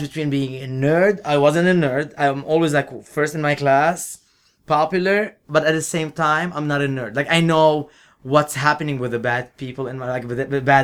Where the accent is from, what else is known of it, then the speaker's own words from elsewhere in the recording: Lebanon; moved away as an adult; I am from Lebanon